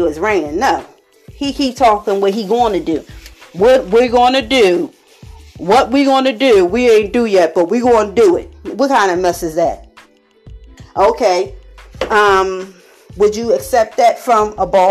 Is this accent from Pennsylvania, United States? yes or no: yes; Philadelphia, Pennsylvania, United States; I'm from Philadelphia, Pennsylvania